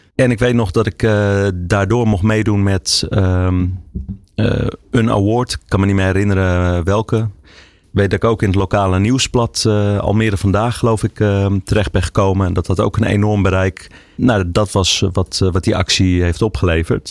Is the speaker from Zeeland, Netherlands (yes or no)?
no; Amsterdam, North Holland, Netherlands; also born or lived in Huizen; Ik ben opgegroeid in Amsterdam. Tot mijn tiende, daarna ben ik naar, eh, Huizen verhuisd.